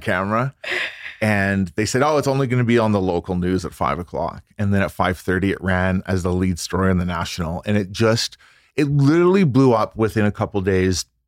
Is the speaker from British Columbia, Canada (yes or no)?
yes; Vancouver, British Columbia, Canada; I grew up in Vancouver, British